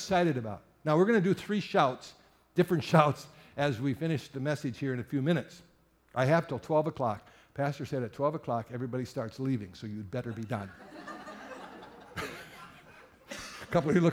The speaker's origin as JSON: {"language": "English", "town": "Sturgeon Bay", "region": "Wisconsin", "country": "United States", "tie": "born or raised there", "said": "I was raised in Sturgeon Bay back in the 60s"}